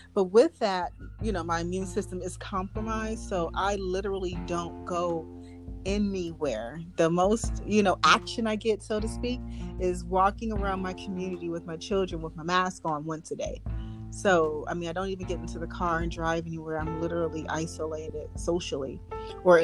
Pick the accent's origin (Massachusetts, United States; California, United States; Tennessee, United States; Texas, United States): California, United States; outer Los Angeles area; I am from California. We're really like lost the outer Los Angeles area.